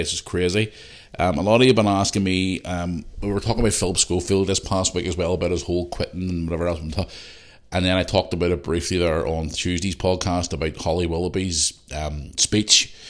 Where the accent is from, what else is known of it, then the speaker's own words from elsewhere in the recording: Belfast, Northern Ireland, United Kingdom; now in Bangor, United Kingdom; I'm from Belfast